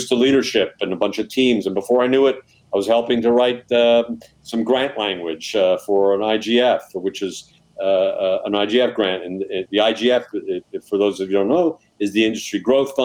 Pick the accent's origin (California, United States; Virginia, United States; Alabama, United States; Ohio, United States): California, United States; Southern; also born or lived in Montreal; I'm from Southern California, raised in Southern California